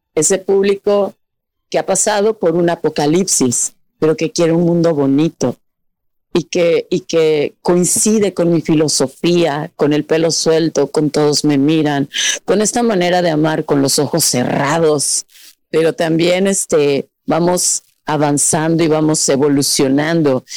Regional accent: Mexico

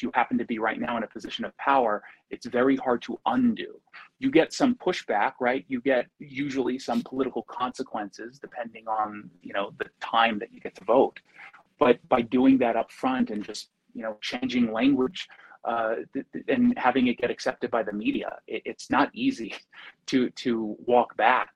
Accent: United States; as an American

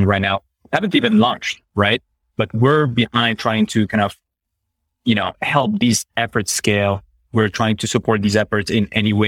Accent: Paris, Île-de-France, France; I'm French, right? But I'm from Paris. And I'm from like a specific district within, you know, within Paris, the 18th district

